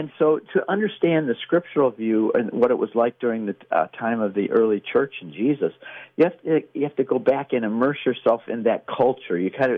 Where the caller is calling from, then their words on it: Texas, United States; I'm calling in from Texas.